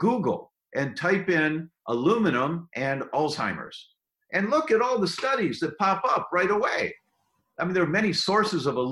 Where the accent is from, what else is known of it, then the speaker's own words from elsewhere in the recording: United States; I'm an American